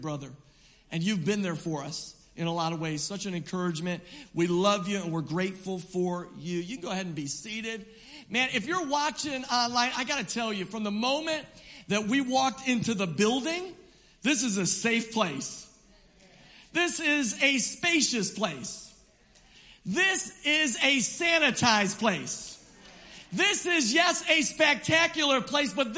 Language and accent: English; New York, United States; also born or lived in Commack, Long Island; We in New York, we like to hear a little talk back